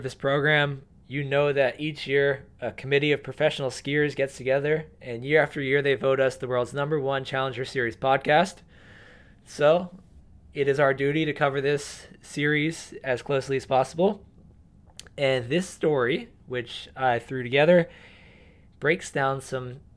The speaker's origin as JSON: {"language": "English", "region": "East Coast", "country": "United States", "tie": "born or raised there", "said": "I grew up on the East Coast as well."}